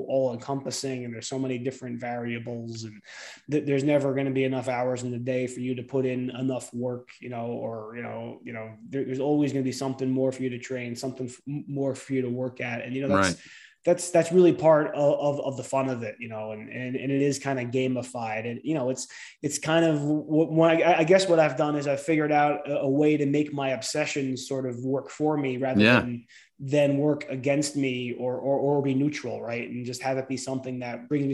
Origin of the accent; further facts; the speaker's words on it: New Jersey, United States; growing up in New Jersey, going to the ocean all the time